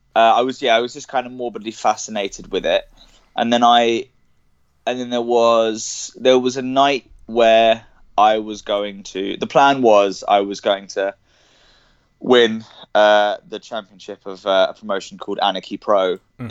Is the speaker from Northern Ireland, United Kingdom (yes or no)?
no; Cambridge, East of England, United Kingdom; I was born in I was born in Cambridge and I grew up there